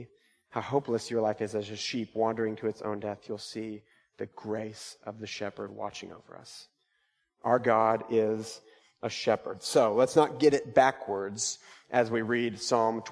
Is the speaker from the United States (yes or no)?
yes; United States; I'm an American